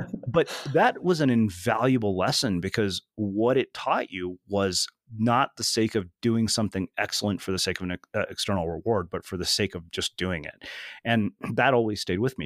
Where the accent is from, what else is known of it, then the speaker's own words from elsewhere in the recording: India; I'm Indian, man. We're frugal